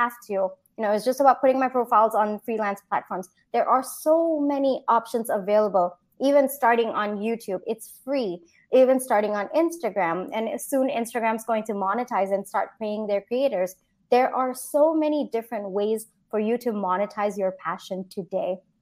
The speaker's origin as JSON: {"language": "English", "country": "Singapore", "tie": "born or raised there", "also_born_or_lived": "India", "moved": "as an adult", "lives_now": "United States", "said": "I grew up in Singapore, and then I did my engineering in India"}